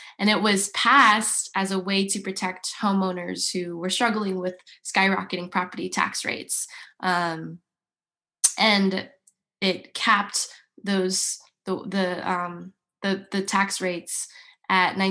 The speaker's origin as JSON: {"language": "English", "town": "Yorba Linda", "region": "California", "country": "United States", "tie": "born or raised there", "said": "I grew up in Orange County, in a beautiful suburb called Yorba Linda"}